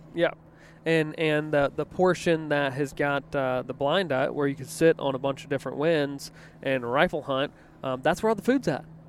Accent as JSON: {"language": "English", "region": "East Coast", "country": "United States", "tie": "born or raised there", "moved": "yes", "lives_now": "Midwest, United States", "said": "I grew up in the East Coast"}